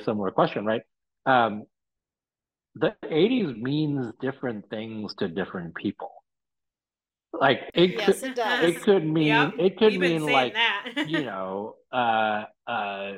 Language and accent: English; Hong Kong; moved away; growing up in Hong Kong in the 80s